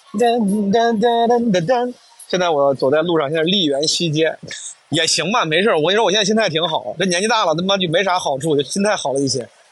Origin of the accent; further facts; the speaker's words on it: Henan, China; accent: Henanese; first language Henan dialect / Mandarin; 我至少是先倾向于用普通话、河南话这样的母语